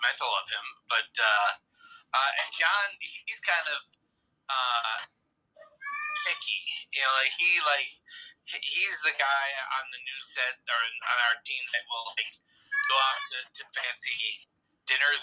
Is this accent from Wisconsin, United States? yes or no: yes; Milwaukee, Wisconsin, United States; So it's my hometown.